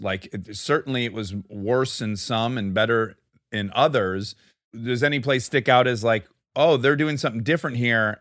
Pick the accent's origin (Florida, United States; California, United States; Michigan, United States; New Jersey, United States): Michigan, United States; Detroit; I'm from Detroit